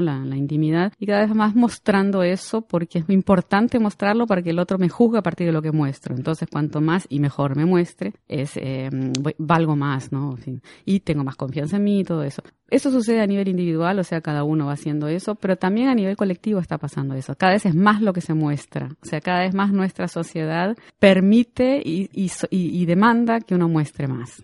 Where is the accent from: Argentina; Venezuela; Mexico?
Argentina; moved away as an adult; now in Brazil; soy argentina, pero vivo en Brasil hace 25 años